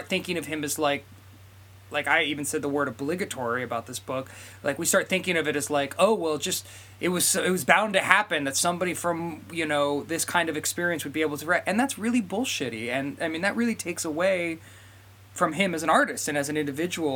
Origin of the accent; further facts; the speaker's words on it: United States; growing up in the multi-culti generation in America